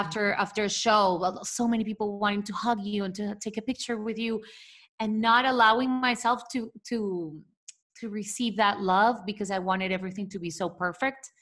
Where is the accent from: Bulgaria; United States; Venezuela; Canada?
Venezuela; moved away; growing up in Venezuela